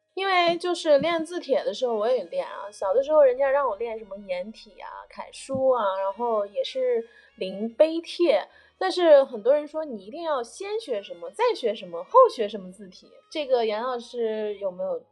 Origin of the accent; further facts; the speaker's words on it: Baoji, Shaanxi, China; moved away; 我们宝鸡这边